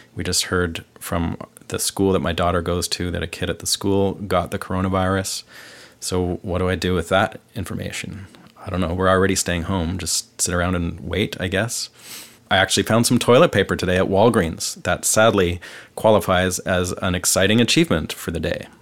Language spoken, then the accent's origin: English; Vancouver, British Columbia, Canada; moved away as an adult; now in Nashville, United States; I'm from Vancouver, Canada, and I've lived the last seven years of my life in Nashville.